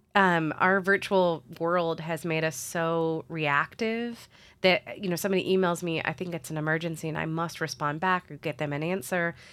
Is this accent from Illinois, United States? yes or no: yes; Springfield, Illinois, United States; moved away as an adult; also born or lived in Saint Louis, Missouri; now in Columbia, United States; I'm originally from Springfield, Illinois, which is in the middle of Illinois